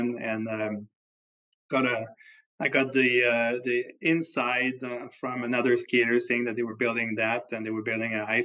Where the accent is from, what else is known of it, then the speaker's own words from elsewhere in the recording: Quebec City, Quebec, Canada; moved away as an adult; also born or lived in Montreal, Canada; now in Phoenix, United States; I originally from Quebec City, Canada, went to school in Montreal